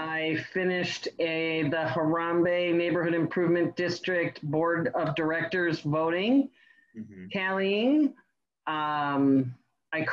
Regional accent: Glendale, Wisconsin, United States; also born or lived in Milwaukee; I grew up actually in Glendale in the 70s and 80s, and I moved out of the suburbs into the city pretty much when I was 19

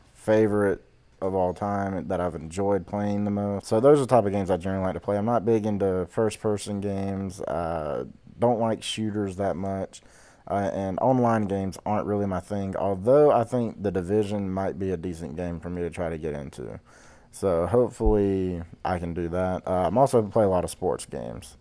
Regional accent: Georgia, United States; I'm from the deep, dirty south of Georgia

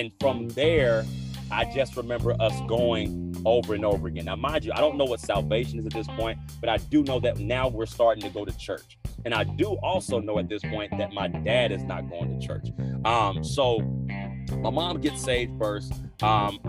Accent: Killeen, Texas, United States; I was born and raised in Killeen, Texas

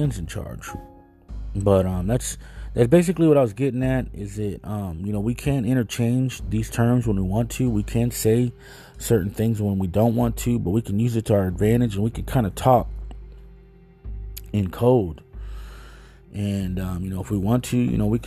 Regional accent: Dallas, Texas, United States; I was born here in Dallas, Texas.

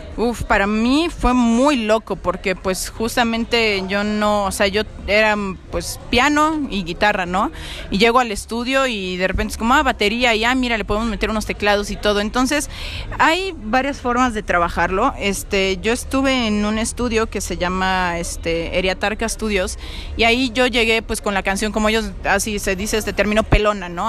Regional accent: Mexico; yo como mexicana

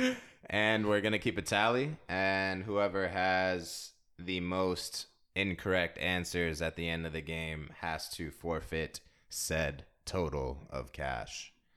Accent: DMV, United States; also born or lived in San Diego, California; Came over to the Nasty D M V

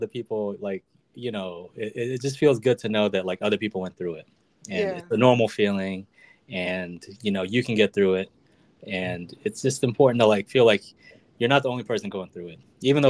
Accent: Illinois, United States; moved away; It's you know, like even here on the East Coast, it's nice to be able to drive to a beach. Like where I grew up in Illinois, like you'd have to like fly 3 hours to like get to a beach.

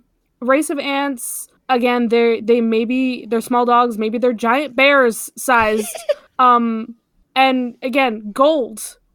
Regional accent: United States; because I'm fucking American

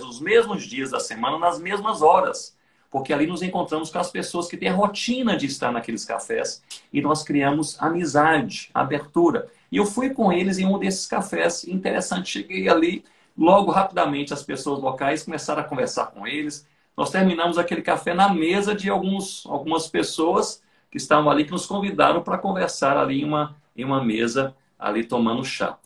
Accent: Brazil; nós somos brasileiros e nós vivemos em um país

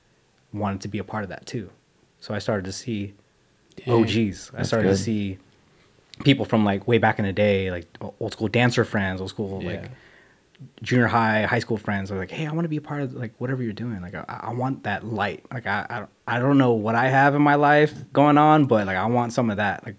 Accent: Las Vegas, Nevada, United States; growing up in Las Vegas

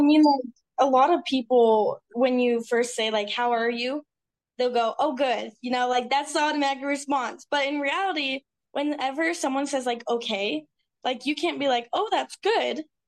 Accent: Utah, United States; I grew up in Utah

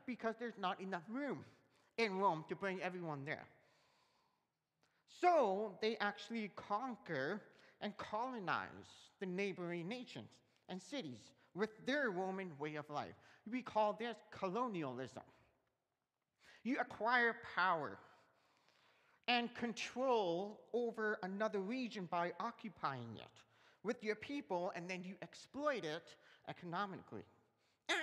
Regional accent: Canada; I am a Canadian citizen. I was born in Canada, and I belong in Canada because that's where I grew up

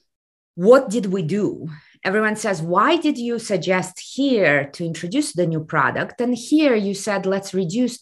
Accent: Kazakhstan; moved away; I come from the Soviet Union, which has collapsed exactly 30 years ago last year. And right now we are in day three of revolution in my home country of Kazakhstan.

